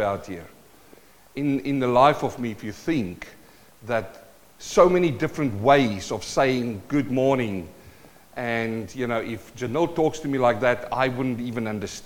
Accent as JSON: {"language": "English", "country": "South Africa", "tie": "born or raised there", "also_born_or_lived": "New Zealand", "moved": "yes", "said": "I'm a South African-born Kiwi."}